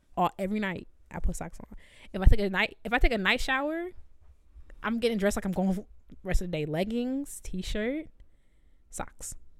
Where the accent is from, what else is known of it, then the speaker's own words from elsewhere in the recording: New York City, New York, United States; I'm from the Bronx